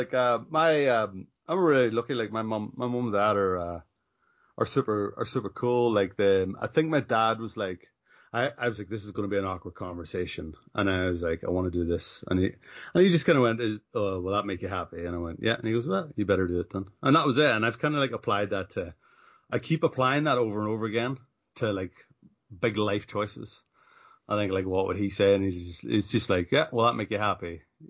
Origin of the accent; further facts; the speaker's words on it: Ulster, Ireland; accent: northern; So I grew up in the northwest. It's in County Donegal. So that's why my accent is actually, it's very, very northern.